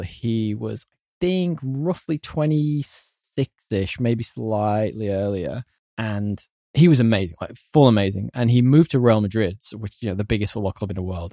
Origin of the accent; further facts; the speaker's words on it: United Kingdom; As a Brit